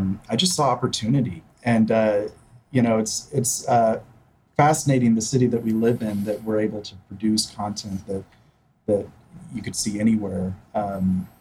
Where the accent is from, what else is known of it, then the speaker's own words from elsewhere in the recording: Wichita, Kansas, United States; we're both Wichita natives, graduates of Wichita State